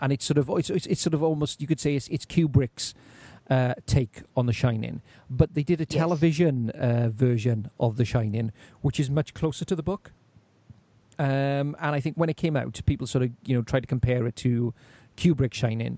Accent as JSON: {"language": "English", "area": "Welsh", "region": "Wales", "country": "United Kingdom", "said": "being Welsh"}